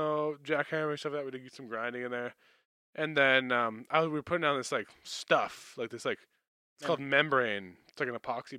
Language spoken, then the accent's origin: English; Manitoba, Canada; I come from Canada, in Canada, Manitoba.